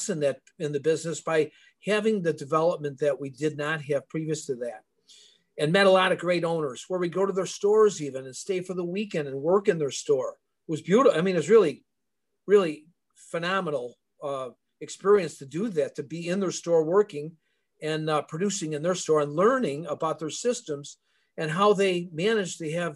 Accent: Elmwood Park, Illinois, United States; I grew up in Elmwood Park

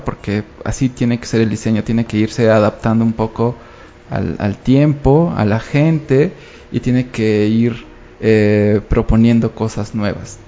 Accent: Mexico; como mexicanos

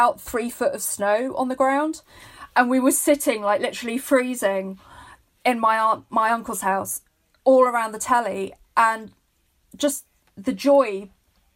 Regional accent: London, United Kingdom; I was born to Irish parents in London, and I would very much describe myself as London Irish

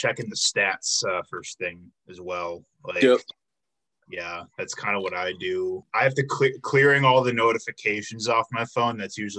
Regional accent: Illinois, United States; moved away as an adult; now in Milwaukee, United States; I came here for college, I'm from Illinois

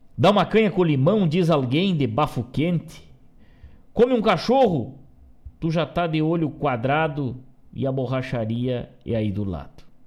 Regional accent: Rio Grande do Sul, Brazil; falando das coisas da nossa terra do jeito que a gente sabe

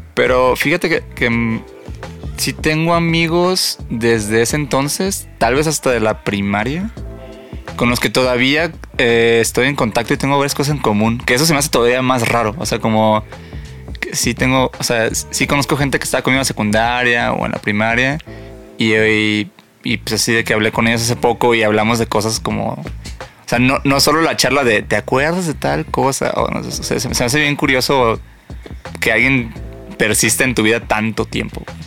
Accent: Mazatlán, Sinaloa, Mexico; moved away; Soy de Mazatlán

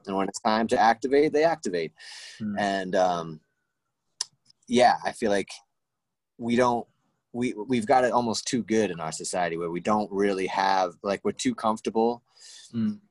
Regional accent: Rhode Island, United States; I came back to Rhode Island, and that's when I met you and met a lot of really beautiful people uh, in, in New England, in my hometown

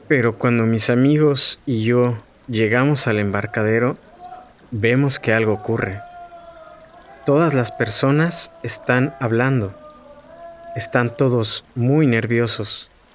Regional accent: Mexico City, Mexico; soy de Xochimilco, un barrio en el sur de la Ciudad de México

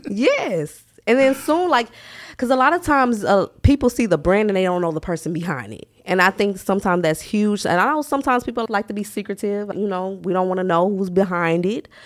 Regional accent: Milwaukee, Wisconsin, United States; moved away as an adult; now in Memphis, United States; I am born and raised in Milwaukee. I just moved to Memphis about three years ago

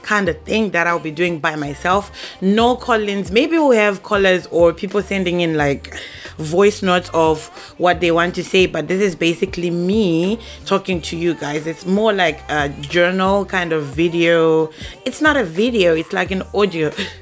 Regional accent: Zimbabwe; now in Japan; I am a young lady based in Japan. I'm originally from Zimbabwe

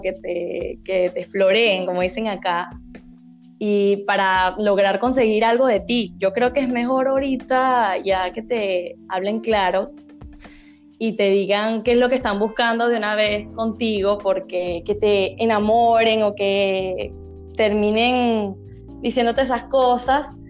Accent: Venezuela; soy de Venezuela

